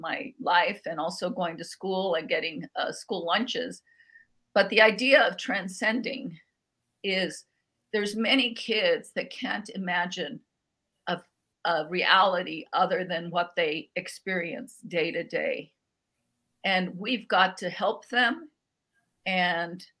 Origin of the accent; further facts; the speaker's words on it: Albuquerque, New Mexico, United States; I grew up in Barelas, which is the oldest barrio in Albuquerque